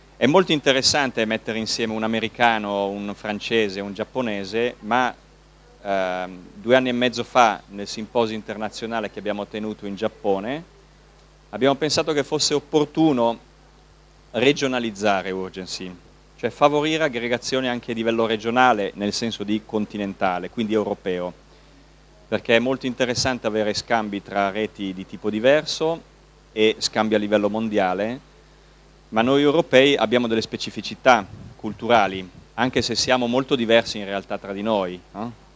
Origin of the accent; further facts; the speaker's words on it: Milan, Lombardy, Italy; per noi milanesi, io abito, sono di Milano, abito a Milano